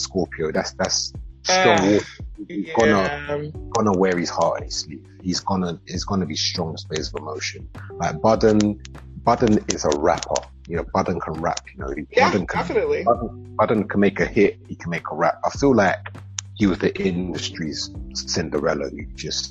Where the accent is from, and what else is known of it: London, United Kingdom